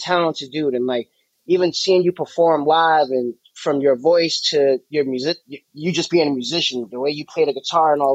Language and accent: English; Jersey City, New Jersey, United States; moved away as an adult; now in Atlanta, United States; I'm originally from Jersey City, New Jersey, born and raised on a waterfront, right in Newport between Hoboken and Exchange Place